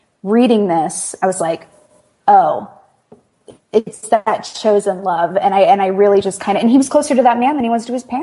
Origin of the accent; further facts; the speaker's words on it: Houston, Texas, United States; growing up in Houston, I was right near Galveston